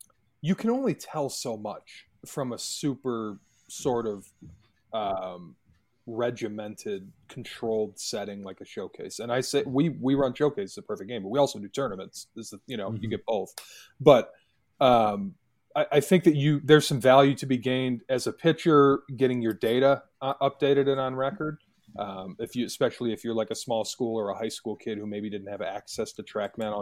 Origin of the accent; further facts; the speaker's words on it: Michigan, United States; my home state